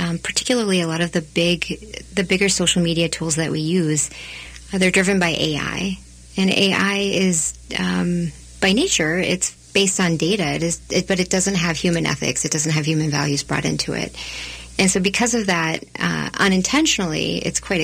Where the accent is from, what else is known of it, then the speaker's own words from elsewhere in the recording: Texas, United States; now in Minnesota, United States; I grew up in Texas. My parents immigrated from India